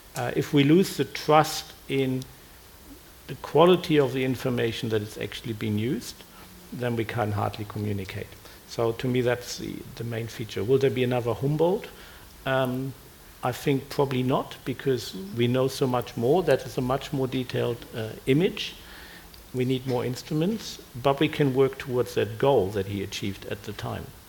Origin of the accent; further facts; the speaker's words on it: Germany; now in Australia; I grew up in Germany